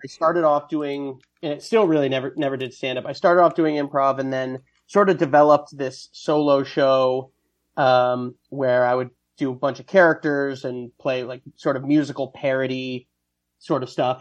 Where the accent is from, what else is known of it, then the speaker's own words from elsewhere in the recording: Westchester County, New York, United States; also born or lived in Ohio; now in New York City, United States; I grew up in Westchester County